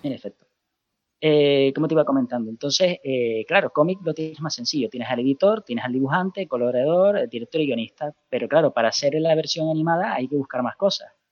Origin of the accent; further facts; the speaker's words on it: Canary Islands, Spain; accent: Canarian; now in Murcia, Spain; el acento canario, yo soy de Canarias